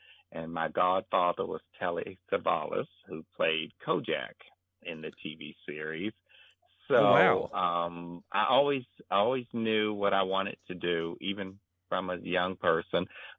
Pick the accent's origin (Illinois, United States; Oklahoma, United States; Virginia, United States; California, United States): Virginia, United States; Charlottesville; now in Los Angeles, United States; Well, it was very easygoing. I was a nerdy little kid who always loved to read, and I was in a neighborhood where I was really one of the few children, and I was the youngest.